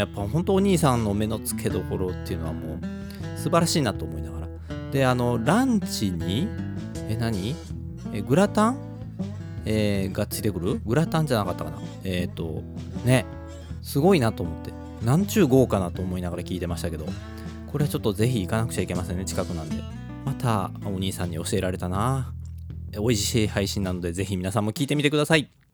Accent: Kobe, Hyogo, Japan; 神戸っ子

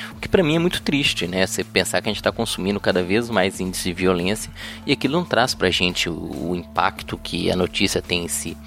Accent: Belo Horizonte, Minas Gerais, Brazil; eu sou de Belo Horizonte

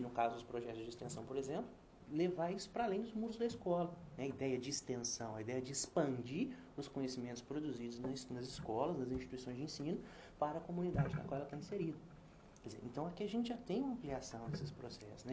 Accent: Brazil; na minha juventude eu era um jovem brasileiro do interior

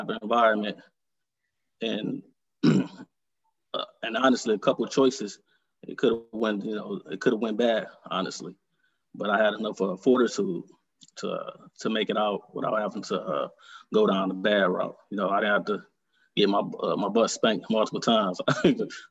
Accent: Detroit, Michigan, United States; I was born and raised here in Detroit, Michigan. Mm-hmm. I grew up on born and raised on the east side of Detroit.

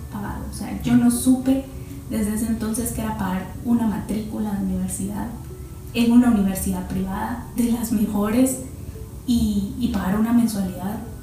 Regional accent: Parramos, Chimaltenango, Guatemala; moved away; also born or lived in Guatemala City; yo toda mi niñez eh, la pasé en Parramos, Chimaltenango, yo nací en Chimaltenango

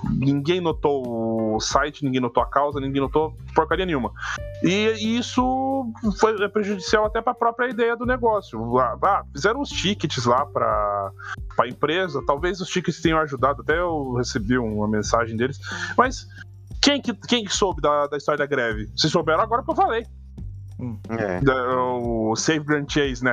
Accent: Paraná, Brazil; eu sou do Paraná

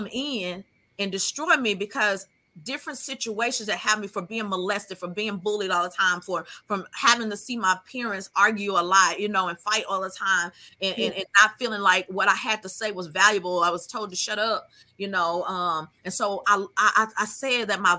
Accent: Hempstead, New York, United States; moved away; Hempstead. And that was the hometown that I had grown up

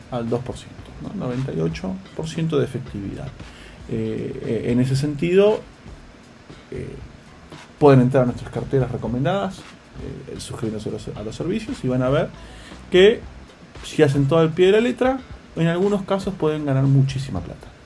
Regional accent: Tandil, Buenos Aires Province, Argentina; yo soy de Tandil, ¿no?

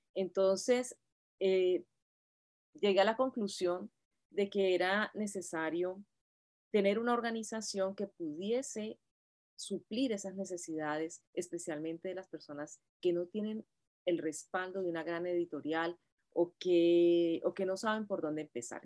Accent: Cali, Valle del Cauca, Colombia; moved away as an adult; now in United States; yo me gradué de maestra en Colombia, yo soy normalista eh, de Cali, y, y, llegué acá hace ya veintitantos años

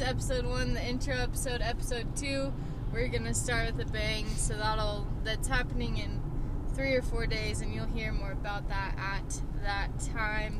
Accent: Oklahoma, United States; moved away as an adult; now in Colorado, United States; I'm from Oklahoma, and then I've lived in Colorado for a year and a half now.

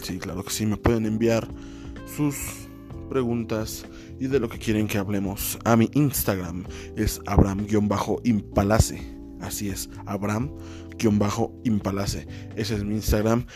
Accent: Mexico City, Mexico; now in Chimalhuacán, Mexico; oriundo de la Ciudad de México, nací en la Ciudad de México, en el barrio de Iztapalapa

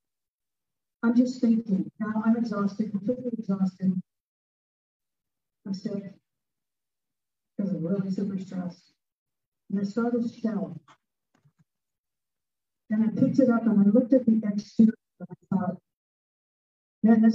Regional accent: Toledo, Ohio, United States; moved away as an adult; now in Tulsa, United States; I'm from Toledo, and I was working for TPS, which is Toledo Public Schools

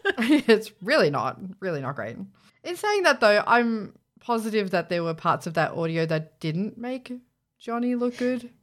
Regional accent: Australia; we're Australian, so we say Z.

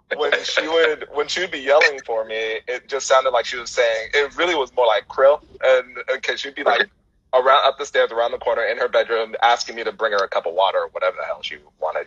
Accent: San Francisco Bay Area, California, United States; moved away as an adult; also born or lived in Miami / Houston, Texas; I moved back home

